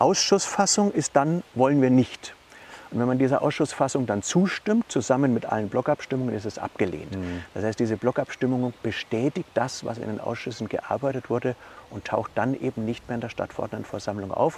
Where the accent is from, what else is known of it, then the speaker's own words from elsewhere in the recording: Maintal, Hesse, Germany; Wir kommen beide aus Maintal-Dörnigheim